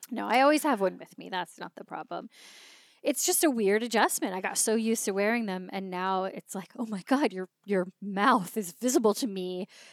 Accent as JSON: {"language": "English", "region": "California", "country": "United States", "also_born_or_lived": "Leeds, England", "said": "I'm from California."}